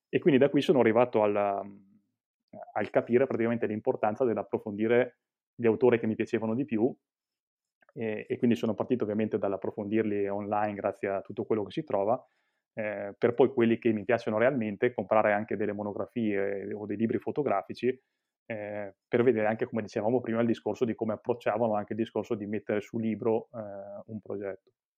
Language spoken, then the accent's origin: Italian; Mantua, Lombardy, Italy; io sono di Mantova, Mantova che si trova in Lombardia